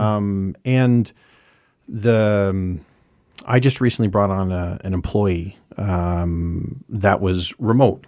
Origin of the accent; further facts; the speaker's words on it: Saint John, New Brunswick, Canada; moved away as an adult; also born or lived in Ontario; now in Montreal, Canada; I grew up in Lower West Side from eighty-three, and then I moved outta here